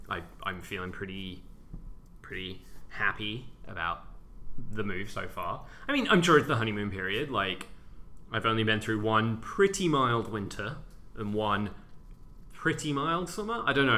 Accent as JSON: {"language": "English", "country": "United Kingdom", "also_born_or_lived": "San Francisco", "moved": "yes", "lives_now": "New York, United States", "said": "As a British person"}